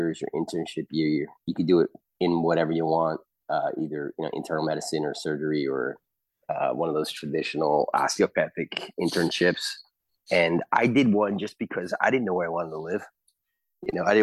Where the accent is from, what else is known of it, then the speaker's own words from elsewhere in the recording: Long Island, New York, United States; moved away as an adult; also born or lived in Delaware / New Haven, Connecticut; now in Texas, United States; I'm from Long Island